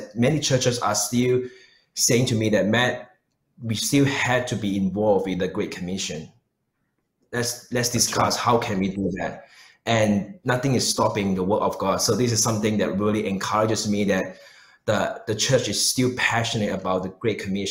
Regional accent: Malaysia; moved away as an adult; also born or lived in New Zealand; now in Melbourne, Australia; I was born in Malaysia

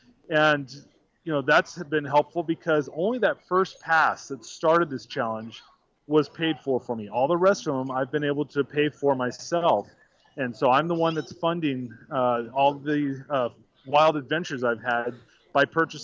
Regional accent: Huntington Beach, California, United States; I'm from Huntington Beach. I live about 12 miles away from the park.

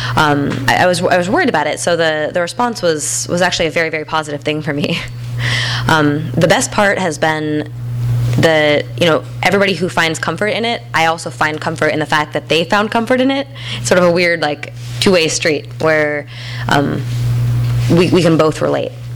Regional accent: Bend, Oregon, United States; in my hometown of Bend

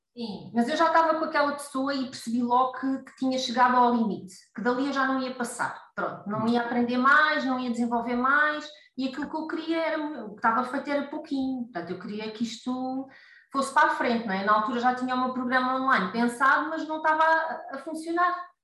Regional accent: Costa da Caparica, Setúbal, Portugal; now in Seixal, Portugal; embora a minha terra seja ali mais para o lado da costa da Caparica

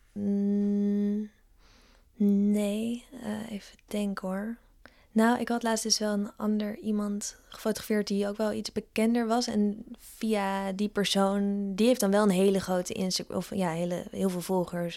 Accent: Ede, Gelderland, Netherlands; moved away; also born or lived in Amsterdam; Het is oh gewoon waar ik vandaan kom.

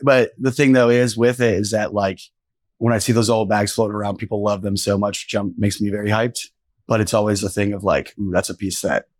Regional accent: Noblesville, Indiana, United States; I'm from Noblesville, yeah.

